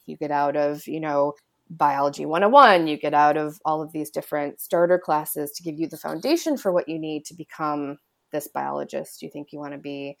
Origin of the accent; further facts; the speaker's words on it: Illinois, United States; moved away; I grew up, I'm from Illinois